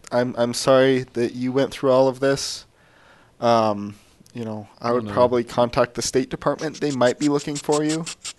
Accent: Oregon, United States; Yeah, it's got a pungent odor, but I'm from Oregon.

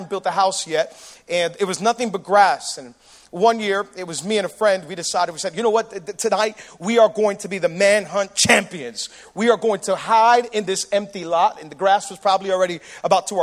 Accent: Miami, Florida, United States; Miami people, we throw hurricane parties

